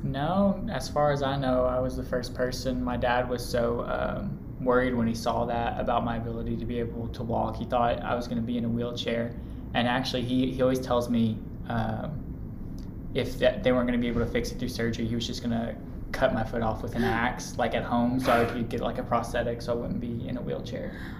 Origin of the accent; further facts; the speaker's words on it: Louisville, Kentucky, United States; I'm from Louisville and I went here for undergrad